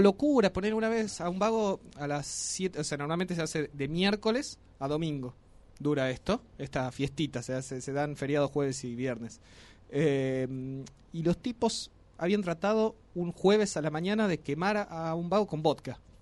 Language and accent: Spanish; Las Grutas, Río Negro, Argentina; now in Tucumán, Argentina; allá en el sur, de donde soy, en las grutas